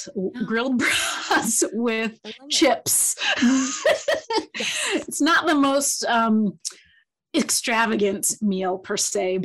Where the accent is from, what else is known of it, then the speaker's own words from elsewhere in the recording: Kalamazoo, Michigan, United States; moved away as an adult; also born or lived in Ann Arbor, Michigan / Ithaca, New York; now in Notre Dame, United States; I was born in Ann Arbor and grew up in Kalamazoo